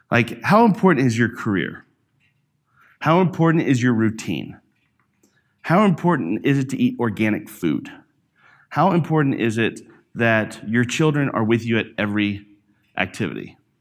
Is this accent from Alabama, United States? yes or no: yes; Alabama, United States; growing up in Alabama, I was, uh, in, uh, like, out in the country